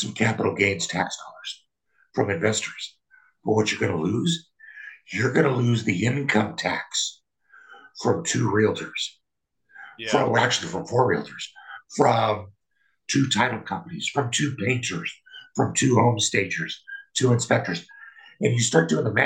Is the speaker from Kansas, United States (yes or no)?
yes; Kansas, United States; moved away; also born or lived in Colorado; I'm from Kansas